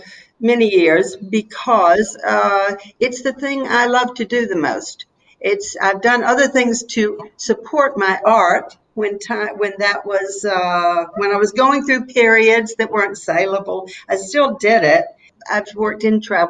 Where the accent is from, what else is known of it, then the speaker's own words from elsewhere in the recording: North Carolina, United States; accent: southern; moved away as an adult; now in Poros, Greece; I was born and raised in North Carolina